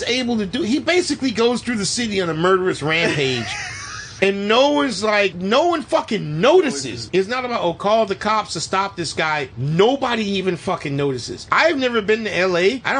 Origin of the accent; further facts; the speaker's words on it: Florida, United States; And we're from Florida.